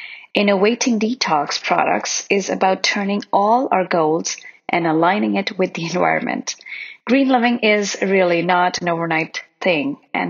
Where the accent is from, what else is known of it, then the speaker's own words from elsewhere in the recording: India; I remember when I was a child, we used to eat on banana leaves while growing up in India.